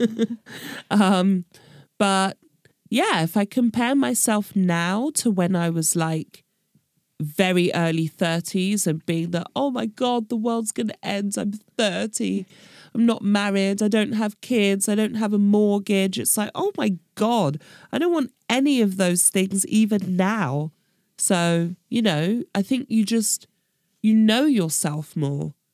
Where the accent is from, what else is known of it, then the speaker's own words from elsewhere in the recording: United Kingdom; moved away as an adult; now in Berlin, Germany; I'm British and that I don't speak German